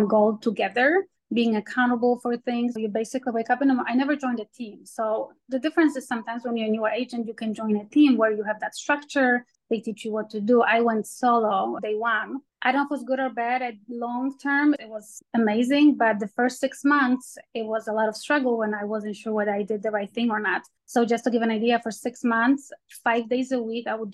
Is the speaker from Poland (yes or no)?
yes; Poland; now in United States; I'm from Poland originally